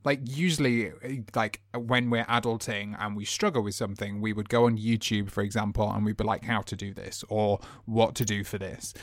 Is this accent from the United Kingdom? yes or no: yes; United Kingdom; how we are as british people